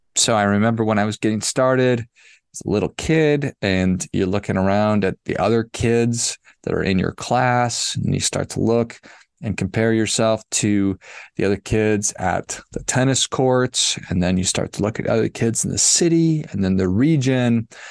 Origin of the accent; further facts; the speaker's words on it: Duluth, Minnesota, United States; I grew up in Duluth